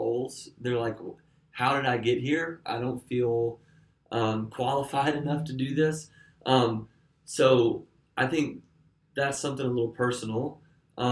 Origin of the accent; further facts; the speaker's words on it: Alabama, United States; now in Nashville, United States; I grew up in Alabama